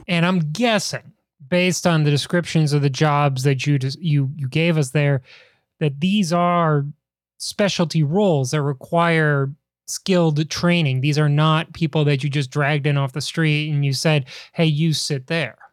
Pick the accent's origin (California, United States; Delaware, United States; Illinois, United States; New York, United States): Illinois, United States; Chicago; growing up in Chicago, huge Cubs fan